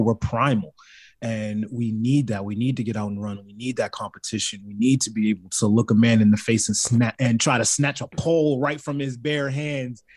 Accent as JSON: {"language": "English", "region": "California", "country": "United States", "tie": "born or raised there", "also_born_or_lived": "Baltimore, Maryland", "said": "I was raised in California"}